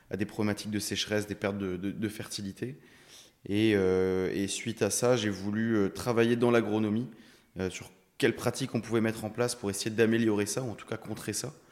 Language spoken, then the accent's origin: French; Brittany, France; moved away as an adult; now in Hauts-de-France, France; moi je suis un breton d'origine arrivé dans les Hauts-de-France il y a maintenant un peu plus de trois ans. donc issu d'une famille d'agriculteurs, d'éleveurs laitiers, donc en Bretagne sur le, Morbihan, en, bord de côte, des terres assez sableuses.